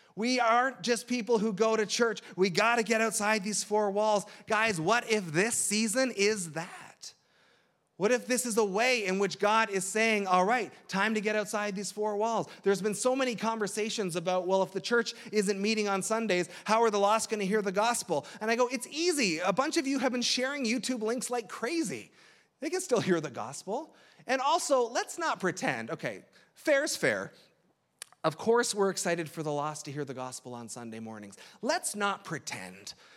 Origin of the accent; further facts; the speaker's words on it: Toronto, Ontario, Canada; moved away as an adult; I'm from the Toronto area. My parents are still up there